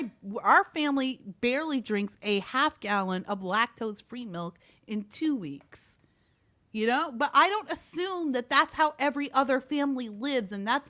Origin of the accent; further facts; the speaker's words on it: Midwest, United States; I'm from the Midwest, and I've never drank that much milk.